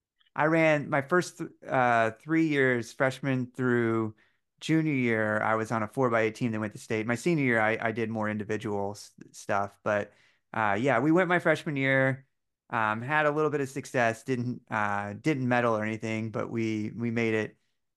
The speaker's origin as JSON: {"language": "English", "town": "Bloomington", "region": "Indiana", "country": "United States", "said": "Yes, yeah, I'm from Bloomington."}